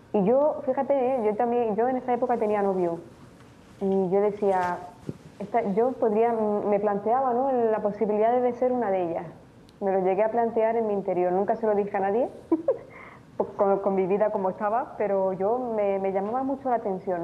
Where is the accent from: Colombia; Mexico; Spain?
Spain; Tenerife, Canary Islands; moved away as an adult; also born or lived in Romania; now in Murcia, Spain; nací allí y fui fui adoptada por un matrimonio canario y eh, por eso pues, sí, he crecido en España